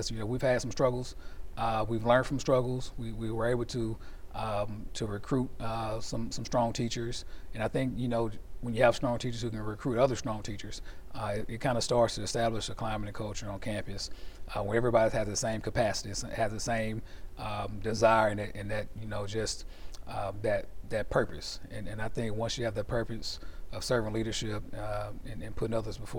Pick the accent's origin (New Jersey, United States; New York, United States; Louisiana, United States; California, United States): Louisiana, United States; Shreveport; I'm from the Cooper Road area, you know, born and raised. My mom raised us. Hadn't lived anywhere else.